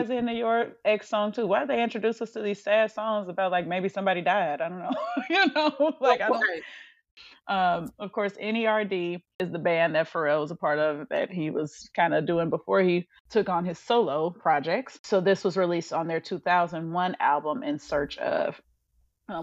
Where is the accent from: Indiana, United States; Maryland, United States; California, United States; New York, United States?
Indiana, United States; Gary; moved away as an adult; now in Dallas-Fort Worth, United States; we now live in Texas, in DFW, but obviously, of course, we're from Gary, Indiana